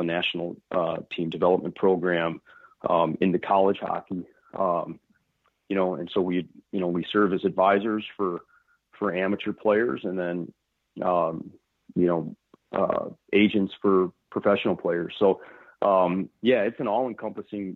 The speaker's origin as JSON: {"language": "English", "town": "Addison", "region": "Illinois", "country": "United States", "tie": "born or raised there", "said": "I grew up in Addison, Illinois"}